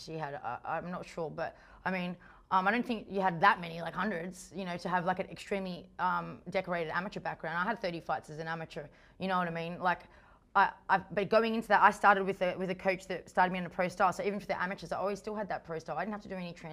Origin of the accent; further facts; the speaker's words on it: Australia; I'm Australian. This is as Australian as you get it